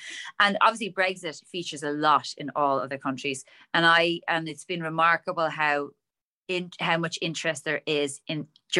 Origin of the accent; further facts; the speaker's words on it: Ireland; We don't talk in Ireland about what's